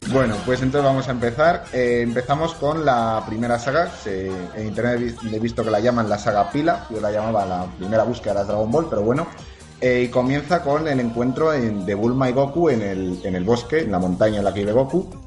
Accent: Spain; Aquí en España

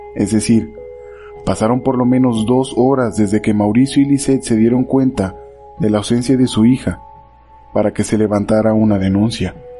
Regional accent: Mexico; Volvemos a mi México mágico

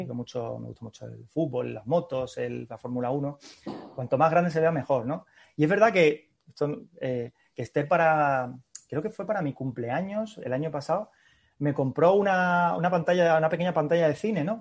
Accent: Seville, Andalusia, Spain; now in Madrid, Spain; yo soy sevillano

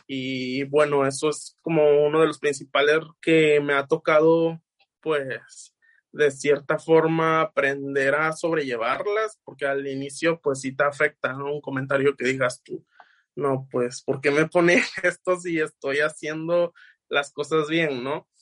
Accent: Los Tuxtlas, Veracruz, Mexico; mayormente de la región de los Tuxtlas, porque pues es donde yo nací

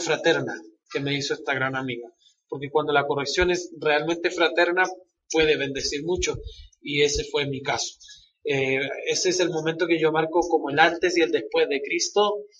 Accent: Valparaíso, Chile; moved away as an adult; now in Guadalajara, Mexico; Yo soy de una ciudad de Chile que se llama Valparaíso

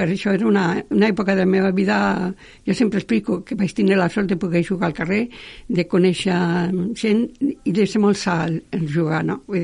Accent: Catalonia, Spain; also born or lived in Aragon; jo sempre dic vaig néixer en Aragó, però clar, els tres mesos estava en Catalunya, vull dir, realment sóc aragonesa molt poca estona

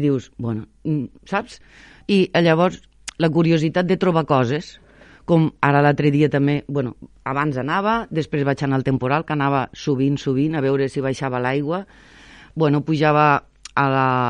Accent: Sant Jaume d'Enveja, Catalonia, Spain; moved away; also born or lived in Valencia / Sant Feliu de Guíxols / Barcelona / Tarragona; em preguntaven que, que d'on era. Claro, jo, Sant Jaume d'Enveja

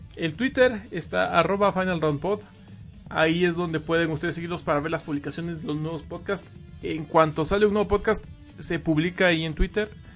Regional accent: Mexico; acá en México

